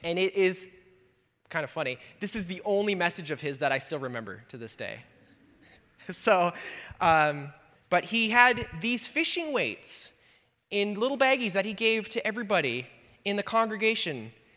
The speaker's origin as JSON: {"language": "English", "region": "Wisconsin", "country": "United States", "moved": "yes", "said": "I'm from Wisconsin originally."}